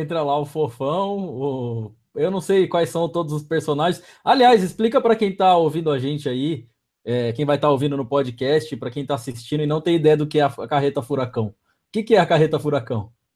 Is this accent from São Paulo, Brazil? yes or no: yes; São Roque, São Paulo, Brazil; accent: caipira; moved away; eu sou do interior também, né, sou de, de São Roque aqui, interior de São Paulo